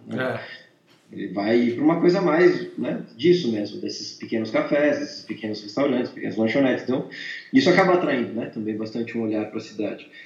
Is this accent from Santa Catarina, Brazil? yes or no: yes; São Bento do Sul, Santa Catarina, Brazil; now in São Paulo, Brazil; eu andando em São Bento, moleque